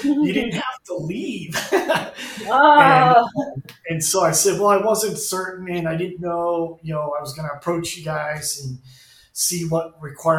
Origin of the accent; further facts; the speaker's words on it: Ventura County, California, United States; moved away as an adult; also born or lived in Los Angeles County, California / Hawaii; now in Florida, United States; Grew up in Ventura County